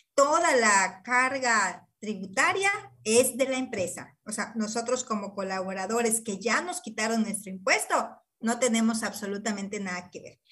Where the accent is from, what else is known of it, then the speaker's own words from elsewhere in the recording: Mexico; nosotros como ciudadanos mexicanos